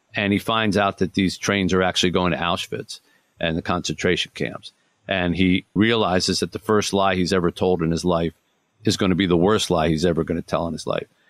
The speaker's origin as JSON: {"language": "English", "town": "Detroit", "region": "Michigan", "country": "United States", "tie": "born or raised there", "said": "my hometown here of Detroit"}